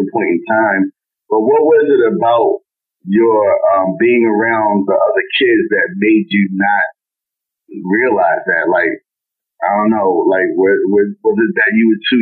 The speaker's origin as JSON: {"language": "English", "town": "Baltimore", "region": "Maryland", "country": "United States", "said": "in Baltimore, we say be more"}